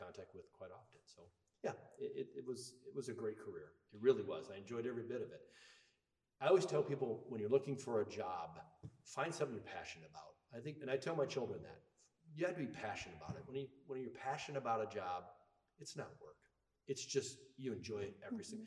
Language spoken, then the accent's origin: English; Guttenberg, Iowa, United States; moved away as an adult; also born or lived in Fayette, Iowa / Linn County, Iowa / Black Hawk County, Iowa; now in Bellevue, United States; I'm actually originally from Guttenberg.